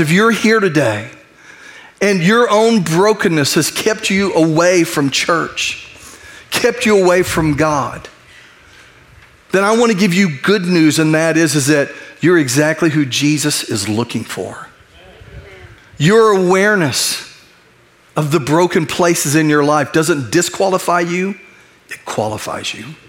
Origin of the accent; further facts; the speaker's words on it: United States; I'm, I'm an American, I'm a U.S. citizen, I love my nation.